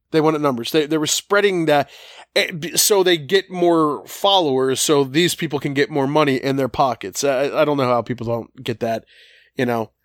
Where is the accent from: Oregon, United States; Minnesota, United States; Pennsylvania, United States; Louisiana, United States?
Pennsylvania, United States; Collingdale; we grew up on Wayne Avenue and Collingdale